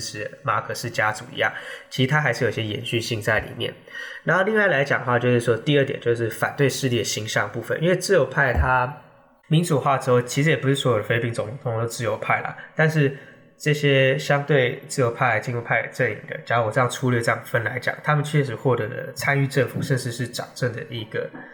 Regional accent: Taiwan; 这点其实我们台湾人就需要去尊重。

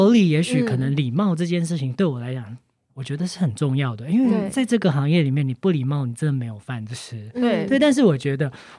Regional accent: Chiayi, Taiwan; 因为我是嘉义人

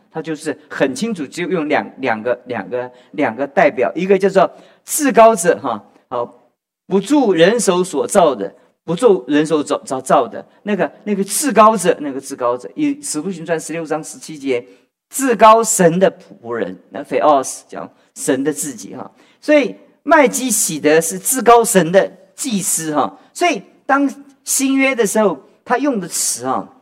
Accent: China; 所以我们我们中国人的数学都不是太好，你知道吗？

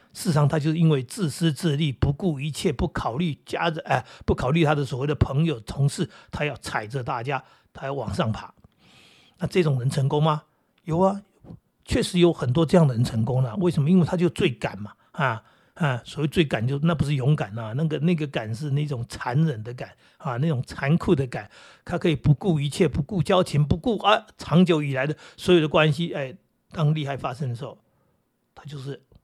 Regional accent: Taiwan; 我们台湾人

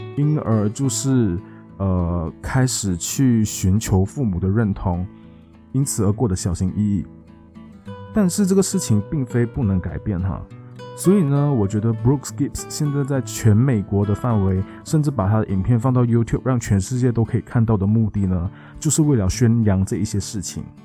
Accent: Malaysia; moved away; also born or lived in Taiwan; 我们都是马来西亚人嘛，然后都在台湾

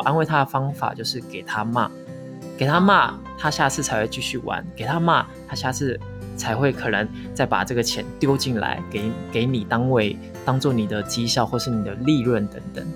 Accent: Taiwan; moved away as an adult; now in Philippines; 我们台湾人

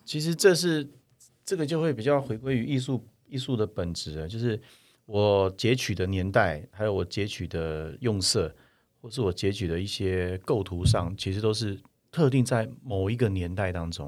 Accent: Taiwan; 我们台湾人没有跑过那么接近九秒哎。

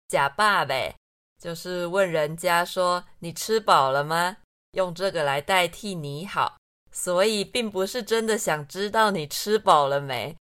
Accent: Taiwan; 身为台湾人，不会说台语

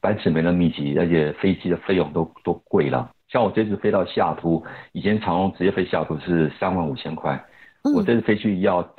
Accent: South Korea; Chinese is a second language; 想我是韩国人啊，所以那我在我在飞机上睡飞机上睡一个睡一个晚上啊。

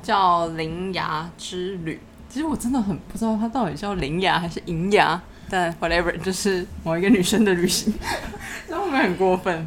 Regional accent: Tainan, Taiwan; moved away as an adult; 因为我是在台南的时候，就是我的老家

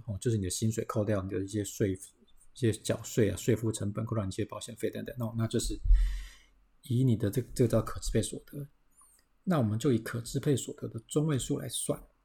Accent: Taiwan; 我们台湾人，哦，我们要存钱啊

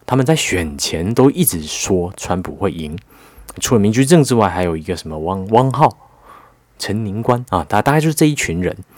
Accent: Taiwan; 我们台湾人

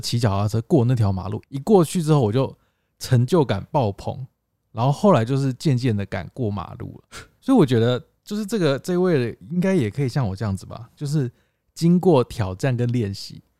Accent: Tainan, Taiwan; 我们台南人欸

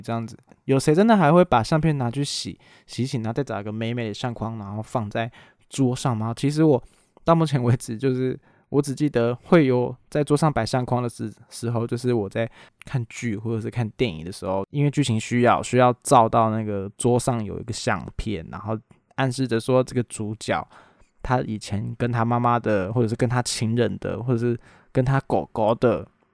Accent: Taiwan; 我们台湾人

